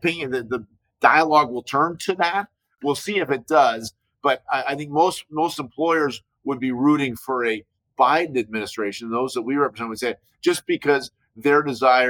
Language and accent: English; Chicago, Illinois, United States; I grew up in Chicago.